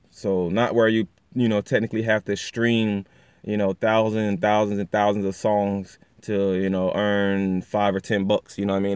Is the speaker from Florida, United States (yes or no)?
no; Pocomoke City, Maryland, United States; my hometown, actually small city, Pocomo City, Maryland, you know, but, um, you know, we're, we're from the Eastern Shore.